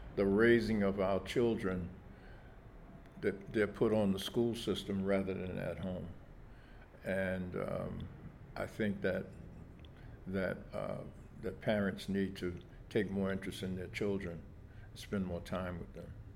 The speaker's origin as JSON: {"language": "English", "town": "New York City", "region": "New York", "country": "United States", "tie": "born or raised there", "said": "I was born in August 19th, 1939, at Kings County Hospital, right here in Brooklyn. Um, I lived in um, Bed-Stuy most of my life"}